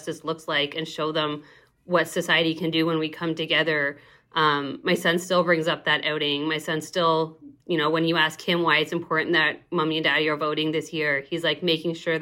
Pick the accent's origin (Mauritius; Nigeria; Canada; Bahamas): Canada; now in Arizona, United States; I am originally from Canada, but have been living in Arizona since 2007